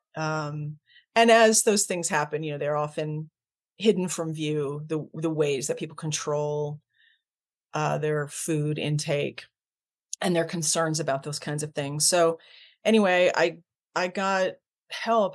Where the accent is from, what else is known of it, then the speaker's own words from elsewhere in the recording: Ontario, Canada; now in United States; my origins, I was born in Canada. I'm, I'm Canadian by birth